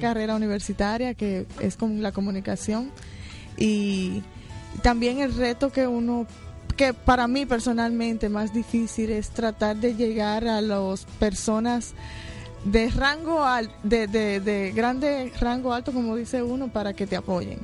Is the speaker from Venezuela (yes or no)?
no; Dominican Republic; now in New York, United States; yo soy dominicana